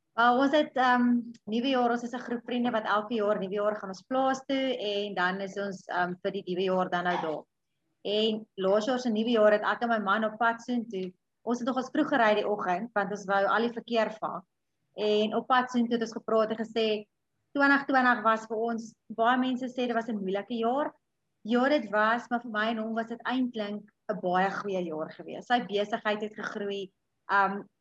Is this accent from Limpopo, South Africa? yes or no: yes; a small town just outside Pietersburg, Limpopo, South Africa; groot geword op 'n dorpie net so buite Pietersburg